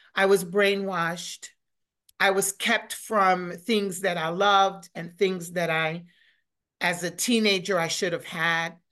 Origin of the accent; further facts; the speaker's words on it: New York City, New York, United States; moved away as an adult; also born or lived in Florida / Charlotte; growing up in New York City was already, I mean, you learn how to survive when yeah. you grow up in New York